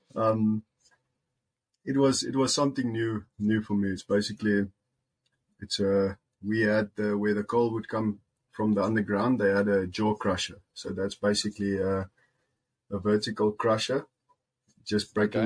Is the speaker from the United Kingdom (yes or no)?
no; Musina, Limpopo, South Africa; English is a second language; moved away as an adult; also born or lived in Polokwane / Free State; now in United States; I was born in Musina in the Limpopo, Limpopo province